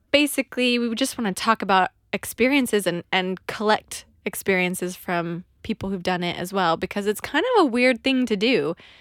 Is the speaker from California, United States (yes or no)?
yes; California, United States; moved away as an adult; now in London, United Kingdom; we immigrated to London. I'm from California